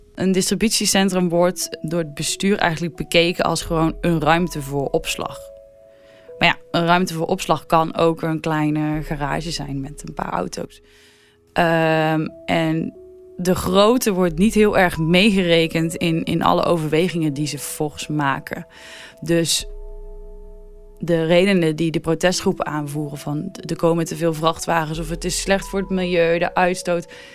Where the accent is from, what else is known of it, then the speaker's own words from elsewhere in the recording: North Brabant, Netherlands; moved away; Ik kom zelf uit Brabant